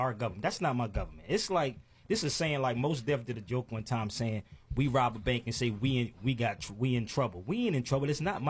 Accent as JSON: {"language": "English", "town": "Philadelphia", "region": "Pennsylvania", "country": "United States", "tie": "born or raised there", "said": "I mean, I grew up in Philly, man"}